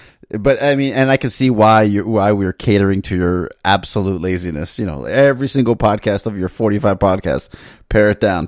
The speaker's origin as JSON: {"language": "English", "region": "Florida", "country": "United States", "tie": "born or raised there", "said": "I'm from Florida"}